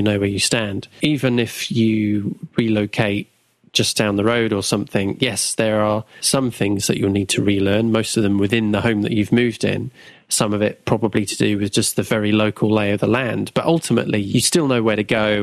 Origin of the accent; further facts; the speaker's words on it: Southampton, South East England, United Kingdom; I've only ever been in Southampton. So I haven't relocated.